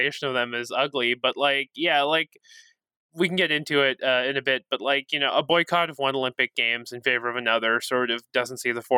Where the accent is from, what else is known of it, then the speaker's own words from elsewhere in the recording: Toronto, Ontario, Canada; now in Edmonton, Canada; I'm from Toronto. I live in Edmonton now